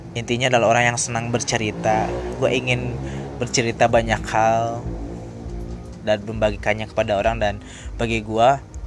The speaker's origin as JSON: {"language": "Indonesian", "town": "Purwakarta", "region": "West Java", "country": "Indonesia", "tie": "born or raised there", "said": "gua asli Purwakarta, gua lahir di Purwakarta"}